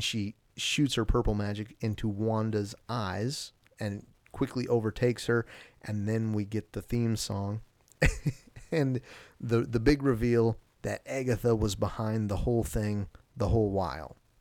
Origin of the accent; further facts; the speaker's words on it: Alaska, United States; I'm from Alaska